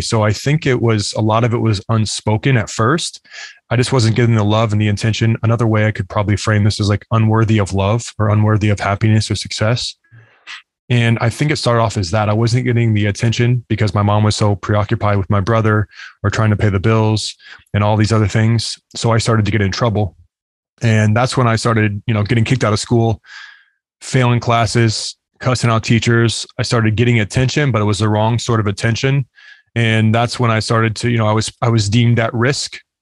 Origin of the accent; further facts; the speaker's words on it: United States; also born or lived in Arizona; now in Lakeland, Florida, United States; growing up in the United States